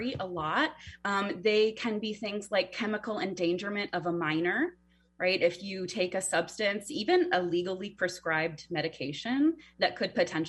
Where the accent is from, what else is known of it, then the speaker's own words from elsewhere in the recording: Virginia, United States; my home state of Virginia